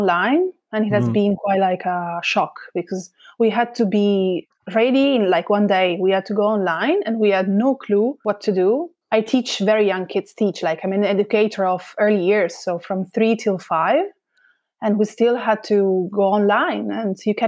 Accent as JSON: {"language": "English", "area": "Modena", "region": "Emilia-Romagna", "country": "Italy", "also_born_or_lived": "Leipzig, Germany", "second_language": "English", "said": "I'm from Modena originally. Both my parents are from here, from the area. So I consider myself 100% Modenese."}